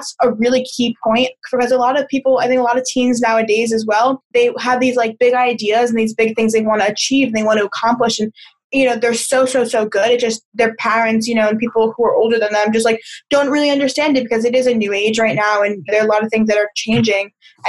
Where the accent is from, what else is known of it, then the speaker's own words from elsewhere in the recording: New York, United States; moved away as an adult; now in California, United States; I think for college, I moved cross country. So I moved from New York to California.